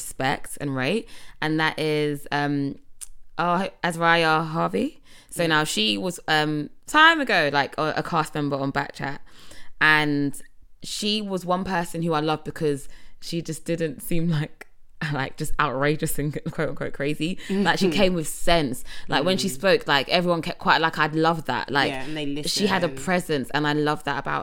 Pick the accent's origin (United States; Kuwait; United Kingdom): United Kingdom; England; I'm from England. I'm from the UK.